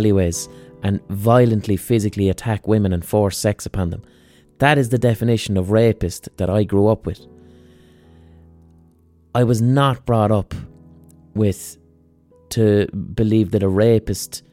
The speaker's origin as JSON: {"language": "English", "country": "Ireland", "tie": "born or raised there", "said": "the culture I was raised in as an Irish lad who hung around with other Irish lads"}